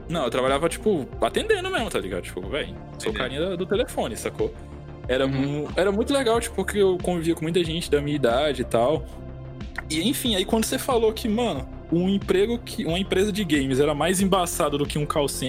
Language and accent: Portuguese; Brasília, Distrito Federal, Brazil; now in Natal, Brazil; Eu nasci em Natal. Quando ah. era criancinha ali, tipo, pros meus 3, 4 anos, eu fui morar em Brasília. E aí, tipo, eu morei minha adolescência todinha lá.